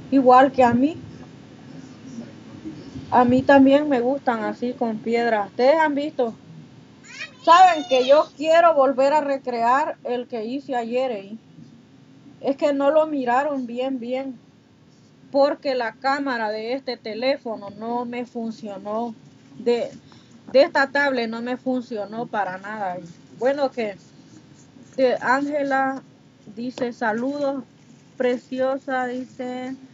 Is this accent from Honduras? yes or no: yes; Honduras; now in Mexico; Yo no me olvido de las raíces, niña, de donde yo vengo, porque orgullosamente catracha. Sí, yo nunca, a mí todo el mundo les pregunta, ¿de dónde es usted? Yo soy de Honduras. Y hasta con orgullo lo digo, soy catracha.